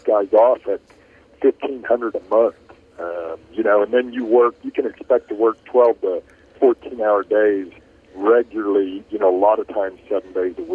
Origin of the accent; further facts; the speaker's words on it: Richardson, Texas, United States; I grew up in Richardson, Texas, a suburb of Dallas